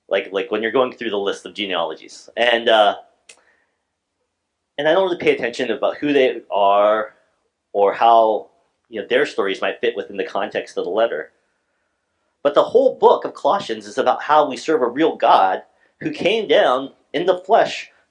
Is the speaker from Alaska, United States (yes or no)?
yes; Alaska, United States; I was from Alaska